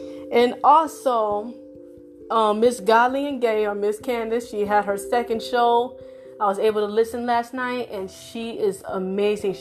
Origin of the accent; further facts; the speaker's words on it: Florida, United States; now in Texas, United States; I'm from Florida